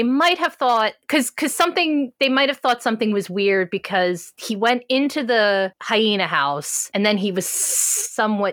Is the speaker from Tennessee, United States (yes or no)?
no; Philadelphia, Pennsylvania, United States; I am from the Philadelphia area